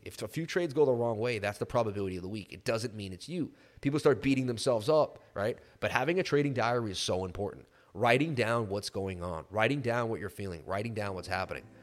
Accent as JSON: {"language": "English", "area": "Martha's Vineyard", "region": "Massachusetts", "country": "United States", "tie": "born or raised there", "said": "I grew up in Martha's Vineyard."}